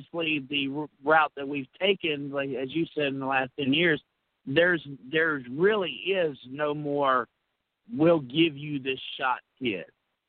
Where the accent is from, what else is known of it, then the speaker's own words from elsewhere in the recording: Alabama, United States; now in Mississippi, United States; See, Brandon, I'm from Mississippi. I'm originally from Alabama.